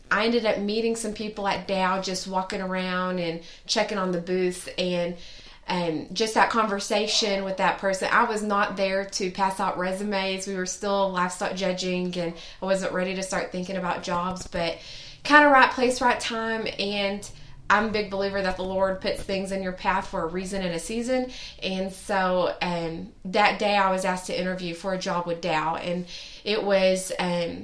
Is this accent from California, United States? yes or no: no; Northeast Oklahoma, United States; moved away; also born or lived in Lubbock, Texas; I'm from Northeast Oklahoma, almost Arkansas, if you didn't know that, population like 1,000, and grew up with the family